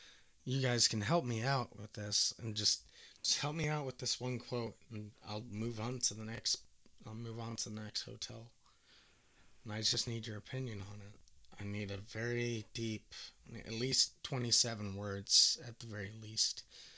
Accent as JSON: {"language": "English", "country": "Canada", "accent": "Canadian", "said": "You can tell by my very Canadian accent that I'm from Canada"}